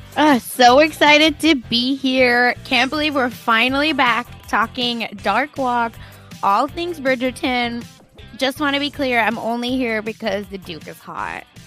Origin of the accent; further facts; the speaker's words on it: India; I'm Indian